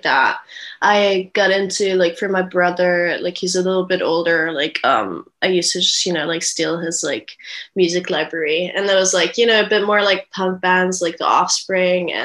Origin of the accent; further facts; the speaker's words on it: Vienna, Austria; now in London, United Kingdom; I grew up in Vienna in Austria